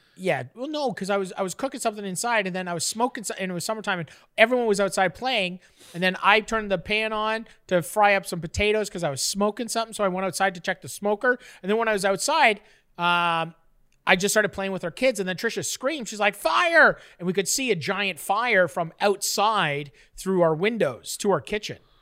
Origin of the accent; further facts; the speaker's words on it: Canada; I'm a Canadian